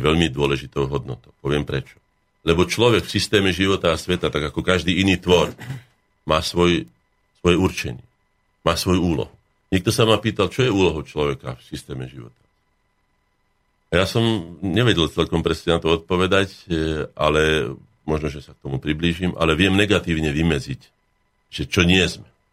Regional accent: Slovakia; som Slovák predovšetkým

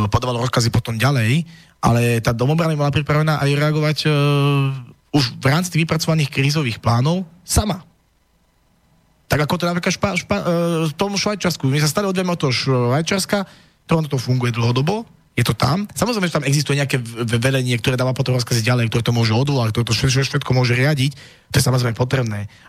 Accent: eastern Slovakia, Slovakia; ja som z východu a mám ísť uh, potom v prípade vojny uh, niekde budem odvelený a kto bude brániť môj východ, kto bude brániť moju dedinu.

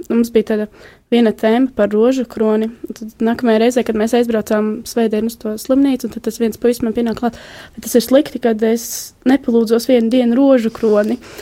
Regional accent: Jelgava, Jelgava Municipality, Latvia; Es nāku no Jālgavas

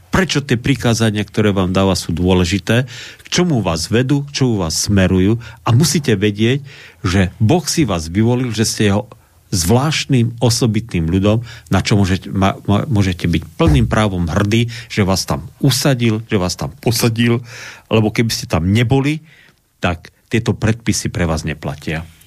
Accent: Slovakia; my Slováci a slovenský národ

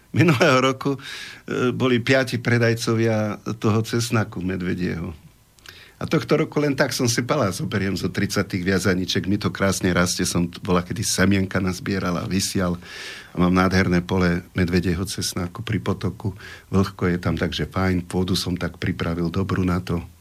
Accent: Slovakia; som tu vyrastol, tu som sa narodil

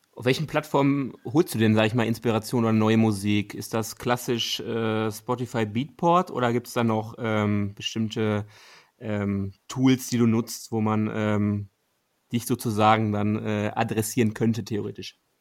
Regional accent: Ruhr area, North Rhine-Westphalia, Germany; Wir kommen ja aus dem Ruhrgebiet

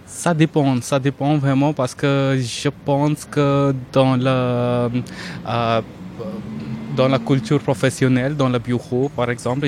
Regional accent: northern India, India; first language Hindi; French is a second language; moved away as an adult; also born or lived in Toulouse, France / Maharashtra, India / Rajasthan, India; now in Darmstadt, Germany; je suis pas allemand et je suis, je viens d'Inde

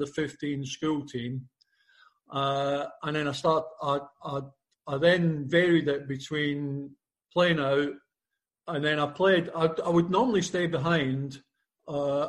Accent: Glasgow, Scotland, United Kingdom; when I was brought up in the Gorbals, quite a slummy region, I suppose. And I left there about 8

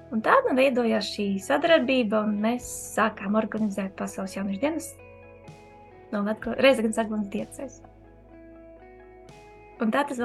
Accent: Daugavpils, Latvia; un es arī esmu no Daugavpils.

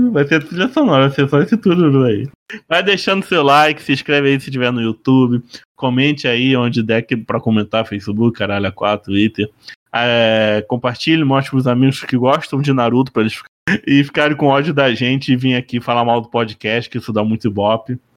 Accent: Cabo Frio, Rio de Janeiro, Brazil; Eu, eu, sou de, eu sou de Cabo Frio, né? Aí o pessoal aqui usa o.

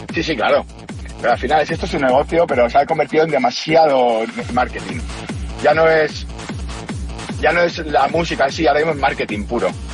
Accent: Spain; como español en Suiza

